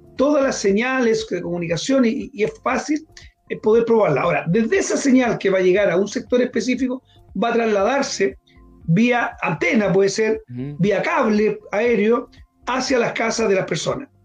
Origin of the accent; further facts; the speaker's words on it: Linares, Maule, Chile; yo soy oriundo de Linares, nací allá